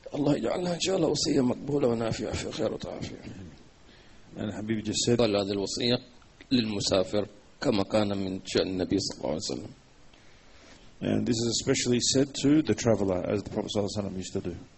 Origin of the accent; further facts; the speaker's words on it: Hadramawt, Yemen; عندنا في حضرموت